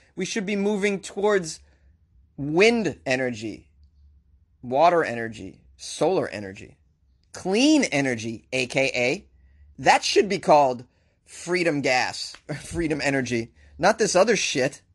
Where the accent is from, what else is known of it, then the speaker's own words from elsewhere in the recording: Boston, Massachusetts, United States; accent: Boston; my Boston accent